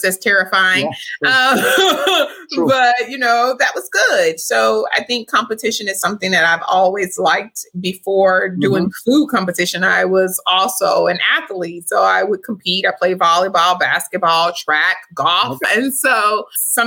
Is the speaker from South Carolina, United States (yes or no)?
no; Louisiana, United States; now in Dallas, United States; I'm from Louisiana, my family.